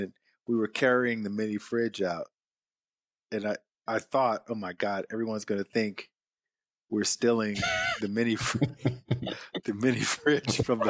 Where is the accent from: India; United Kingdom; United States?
United States; the South; growing up in the South, you learn to eat for taste, number one.